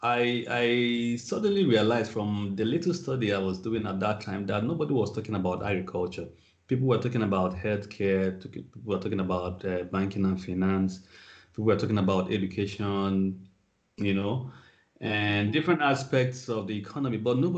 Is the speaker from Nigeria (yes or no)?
yes; Nigeria; moved away as an adult; also born or lived in Australia; So I am from Nigeria. I grew up almost all my life in Nigeria until sometime in 2013 when I moved out of Nigeria for the purpose of study.